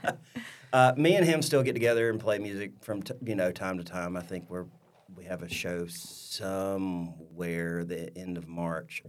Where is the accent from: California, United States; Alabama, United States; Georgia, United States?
Alabama, United States; Louisville; also born or lived in Troy, Alabama; born and raised in Louisville, Alabama, which is about, uh, thirty-ish, thirty-five miles, uh, east of Troy